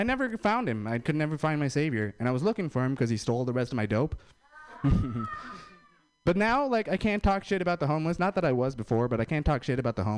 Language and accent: English; India; I'm Indian